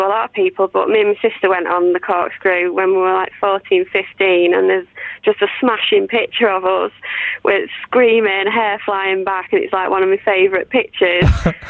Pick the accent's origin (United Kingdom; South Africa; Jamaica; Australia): United Kingdom; Manchester, North West England; Yeah, I do like the Yorkshire accent, but I'm actually from Manchester, so...